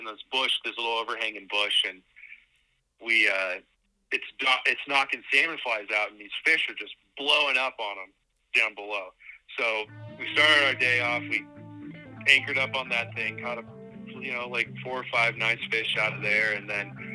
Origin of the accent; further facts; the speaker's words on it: Missoula, Montana, United States; I was born and raised in Missoula, Montana